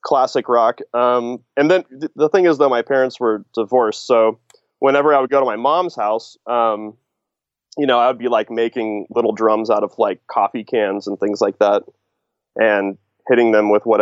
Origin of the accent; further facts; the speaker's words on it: Kansas City, Missouri, United States; I grew up in Kansas City, Missouri